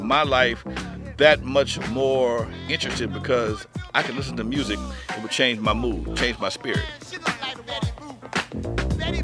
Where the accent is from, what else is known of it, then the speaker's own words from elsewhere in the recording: Compton, California, United States; Growing up in Compton, I went to Catholic school, St. Albert's in Compton